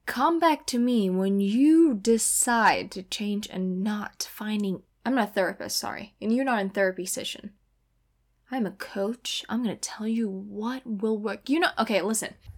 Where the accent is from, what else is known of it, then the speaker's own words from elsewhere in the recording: Indonesia; moved away as an adult; now in California, United States; I am from Indonesia